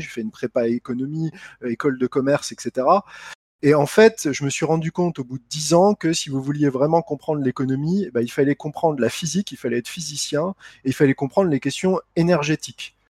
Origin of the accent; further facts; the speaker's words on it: Lunéville, Grand Est, France; also born or lived in Nancy / Reims; je suis euh, de Lorraine, j'ai grandi euh, à Lunéville